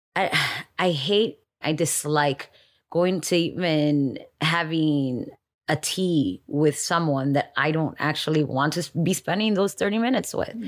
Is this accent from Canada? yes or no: no; Miami, Florida, United States; moved away as an adult; also born or lived in Dominican Republic; now in Los Angeles, United States; I was born in Dominican Republic and we moved to Miami when I was five years old